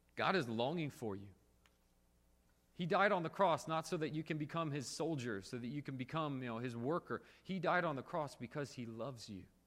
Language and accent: English; Springfield, United States; now in South Korea; When I come home from Korea and I, I stay with my parents here in Springfield